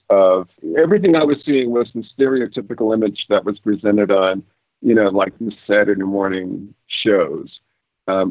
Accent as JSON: {"language": "English", "town": "Raleigh", "region": "North Carolina", "country": "United States", "also_born_or_lived": "Nashville, Tennessee / West Virginia / Toledo, Ohio", "moved": "as an adult", "lives_now": "Arizona, United States", "said": "I'm originally from the southern part of the United States. I'm from Raleigh, North Carolina."}